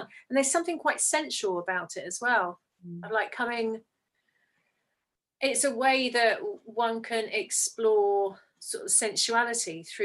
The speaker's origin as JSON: {"language": "English", "region": "England", "country": "United Kingdom", "said": "as English people"}